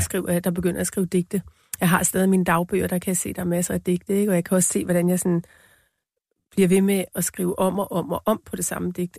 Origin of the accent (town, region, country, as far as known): Denmark; born or raised there; first language Danish; moved away as an adult; also born or lived in New York, United States / Greenland; now in Copenhagen, Denmark